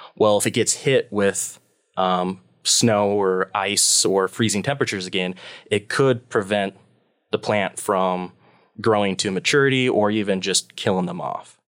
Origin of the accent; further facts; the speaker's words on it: Beatrice, Nebraska, United States; moved away as an adult; also born or lived in Hawaii / Washington; now in Pullman, United States; I grew up in a small farm town in Nebraska, um, called Beatrice